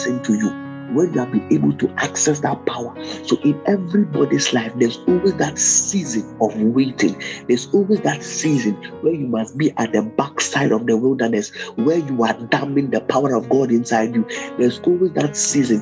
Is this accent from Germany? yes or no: no; Ghana; I'm a Ghanaian